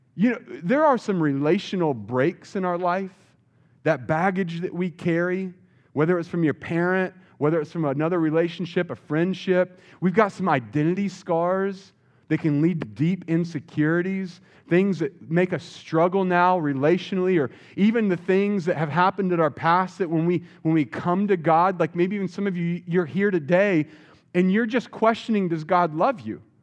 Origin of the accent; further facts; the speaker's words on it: Wilmington, North Carolina, United States; now in San Jose, United States; I grew up in Wilmington, North Carolina, so coming to North Carolina is kinda like coming home